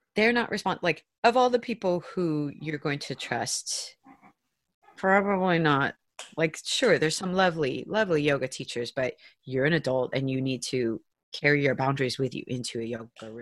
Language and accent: English; St. Petersburg, Florida, United States; I'm from St. Pete, Florida. It is a little peninsula on the big peninsula that is Florida. It's also kind of a little liberal bubble in an otherwise pretty conservative state and I'm second generation St. Pete native